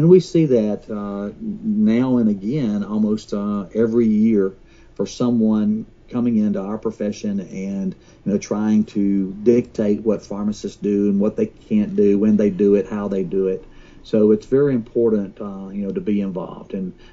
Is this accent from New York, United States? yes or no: no; South Alabama, United States; I grew up in South Alabama